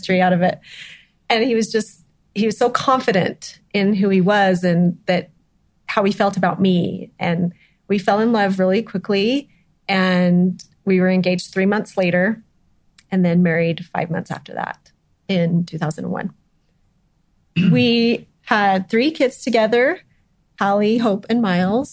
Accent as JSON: {"language": "English", "town": "Scipio", "region": "Utah", "country": "United States", "tie": "born or raised there", "said": "I grew up actually in Scipio"}